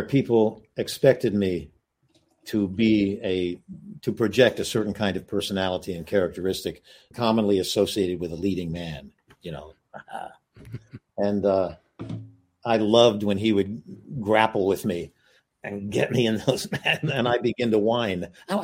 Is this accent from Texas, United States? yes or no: yes; King Ranch area, Texas, United States; now in Los Angeles, United States; my childhood in Texas. I was raised around the King Ranch area